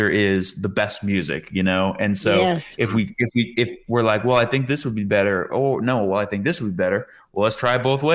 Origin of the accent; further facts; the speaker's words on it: Rhode Island, United States; moved away as an adult; now in Tennessee, United States; I'm from Rhode Island